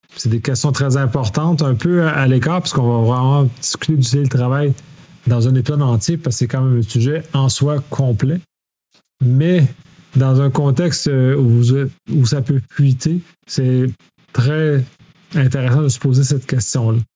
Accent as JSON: {"language": "French", "region": "Quebec", "country": "Canada", "said": "en tant que Québécois, la façon qu'on utilise le français est différente des Français de France"}